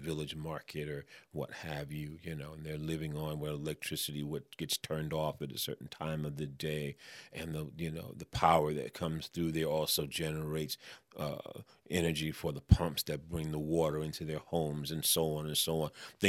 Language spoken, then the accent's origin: English; New York, United States; I'm a New Yorker, so hey, I got it.